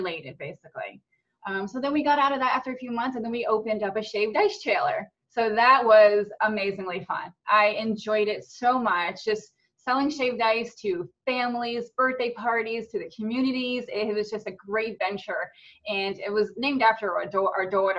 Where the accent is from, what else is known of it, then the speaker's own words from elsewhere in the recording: New Jersey, United States; moved away as an adult; also born or lived in Tennessee / Jacksonville, Florida; now in Florida, United States; I was born and raised in New Jersey